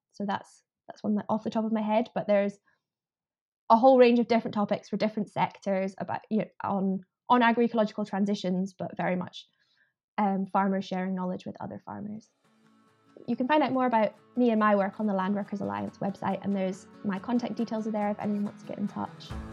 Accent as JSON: {"language": "English", "town": "Edinburgh", "region": "Scotland", "country": "United Kingdom", "tie": "born or raised there", "said": "So I I grew up in Edinburgh. I grew up in the city"}